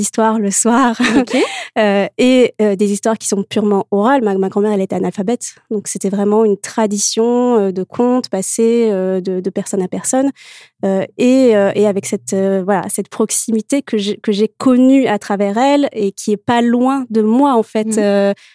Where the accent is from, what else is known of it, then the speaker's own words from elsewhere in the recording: Morocco; moved away as an adult; j'ai grandi au Maroc mhm. euh, où j'ai vécu jusqu'à mes 18 ans.